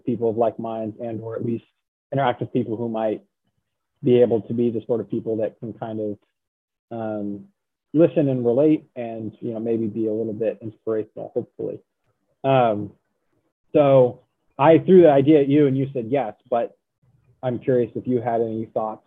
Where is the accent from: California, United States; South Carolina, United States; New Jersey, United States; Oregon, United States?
Oregon, United States; Central; moved away as an adult; now in Virginia, United States; I grew up in Central Oregon. And, or, you know, I was raised in Central Oregon. And then when it was time for college, I moved to Virginia